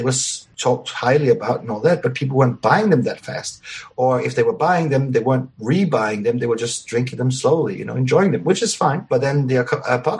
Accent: Mauritius; moved away; also born or lived in Venezuela; I grew up on Mauritius

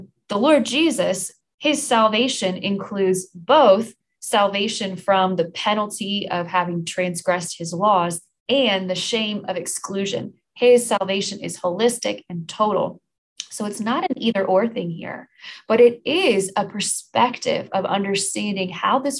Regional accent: United States; as American Christians

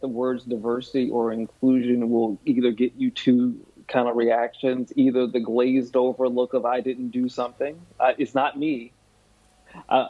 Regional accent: the South, United States; accent: twang; moved away as an adult; also born or lived in Park Ridge, New Jersey; I'm from the South, and I have a twang in my accent

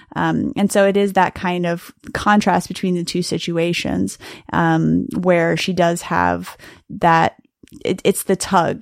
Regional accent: Miami, Florida, United States; the kinds of voices that I heard around me growing up and you living in Miami

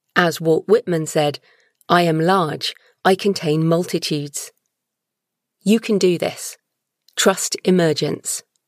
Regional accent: United Kingdom; I'm British

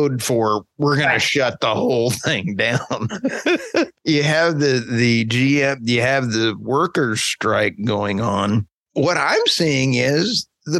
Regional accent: United States; I'm Oklahoma Texan

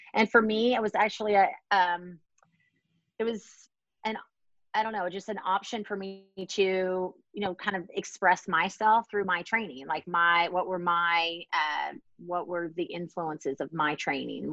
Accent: Baton Rouge, Louisiana, United States; now in Washington, DC, United States; I'm from Baton Rouge, Louisiana.

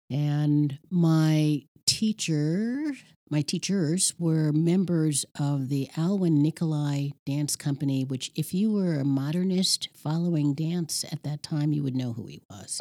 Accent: New York City, New York, United States; moved away as an adult; now in Ohio, United States; Growing up in Red Hook, Red Hook Projects

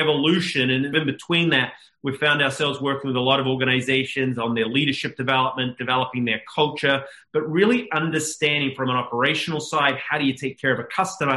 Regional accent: New Zealand; moved away as an adult; I'm a Kiwi based in New Zealand the first 21 years

